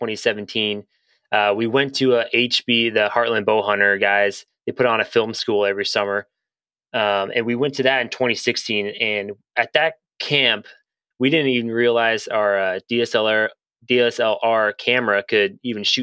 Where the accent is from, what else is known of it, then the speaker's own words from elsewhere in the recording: Lincoln, Nebraska, United States; also born or lived in Ohio; I was born in Ohio, but I've been raised in Lincoln, Nebraska.